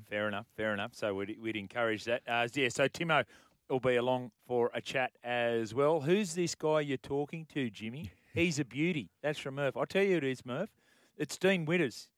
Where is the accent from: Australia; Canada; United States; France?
Australia; Cootamundra, New South Wales; I was from Cootamundra.